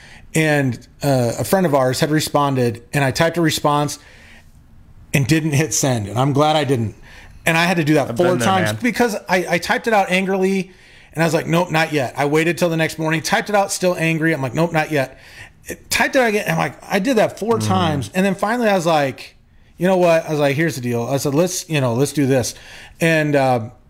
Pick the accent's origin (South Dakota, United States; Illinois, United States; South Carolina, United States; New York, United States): South Dakota, United States; I'm from South Dakota, and I call dude is just a general term